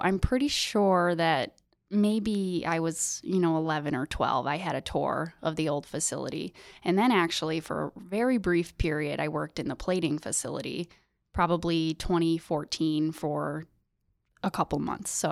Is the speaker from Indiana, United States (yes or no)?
no; Sidney, New York, United States; I grew up in Sydney